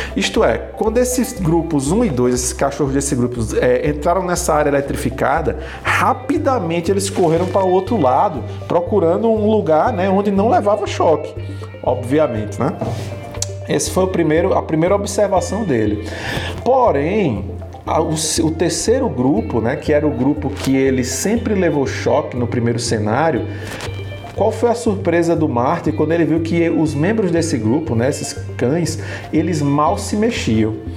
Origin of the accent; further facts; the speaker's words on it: Northeast Region, Brazil; ambos somos nordestinos, nordeste na veia